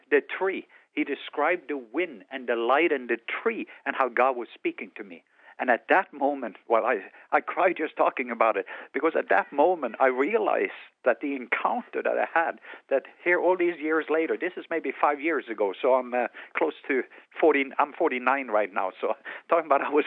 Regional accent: southwest coast, Norway; English is a second language; moved away; I was born in Norway on the southwest coast. That's why I have an accent.

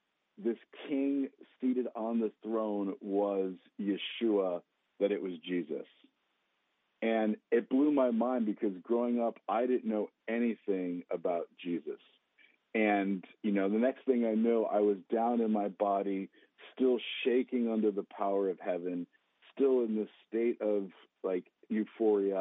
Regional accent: New Jersey, United States; I grew up in the Holy Land, New Jersey, where there are more Jews than in Jerusalem.

